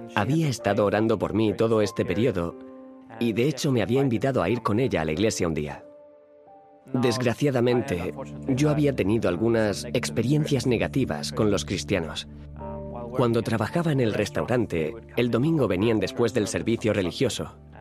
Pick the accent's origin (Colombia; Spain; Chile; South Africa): South Africa; Nelspruit, Mpumalanga; nací en Sudáfrica en la ciudad de Nelspruit, cerca del Parque Nacional Kruger